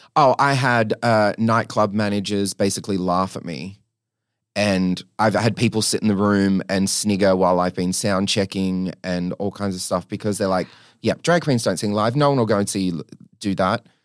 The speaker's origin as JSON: {"language": "English", "region": "New South Wales", "country": "Australia", "tie": "born or raised there", "said": "I grew up in New South Wales"}